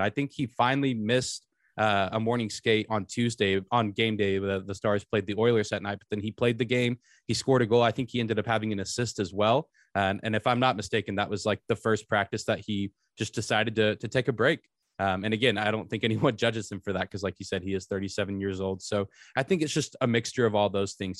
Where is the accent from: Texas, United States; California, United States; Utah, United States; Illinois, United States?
Texas, United States; Lubbock; I grew up in Lubbock where Texas Tech is